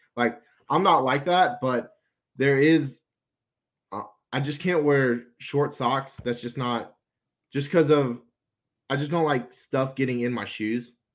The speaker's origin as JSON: {"language": "English", "town": "Athens", "region": "Georgia", "country": "United States", "said": "I'm from Athens, so I'm used to U G"}